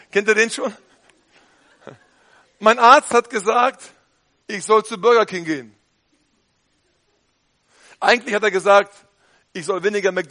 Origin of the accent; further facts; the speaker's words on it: North Rhine-Westphalia, Germany; Man sollte nicht übertreiben, nicht? Als Ostwestfale.